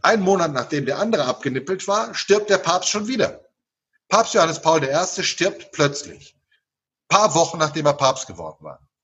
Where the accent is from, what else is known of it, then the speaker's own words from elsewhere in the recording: Naples, Campania, Italy; moved away; Ich bin in Neapel geboren und Neapel ist eine der abergläubischsten Städte des Universums